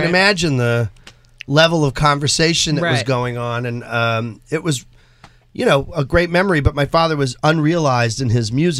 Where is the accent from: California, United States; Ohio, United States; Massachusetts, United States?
Massachusetts, United States; Chelsea; now in New York City, United States; I grew up in Chelsea, Massachusetts